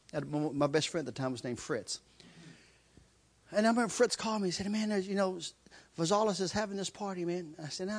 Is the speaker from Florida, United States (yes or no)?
no; Kentucky, United States; I'm from Kentucky. Out in the country of Kentucky, there's this one road we all used to race on